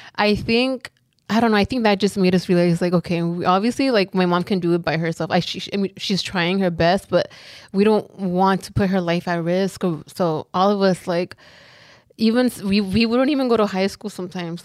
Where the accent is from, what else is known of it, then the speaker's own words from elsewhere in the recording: Los Angeles, California, United States; we grew up in South Central, like, our whole lives